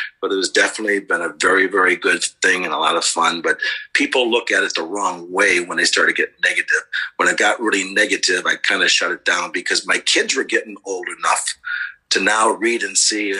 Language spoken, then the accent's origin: English; Dubuque, Iowa, United States; moved away as an adult; also born or lived in Lewis University, Illinois; growing up in Dubuque were the families and the friends were so together in the communities.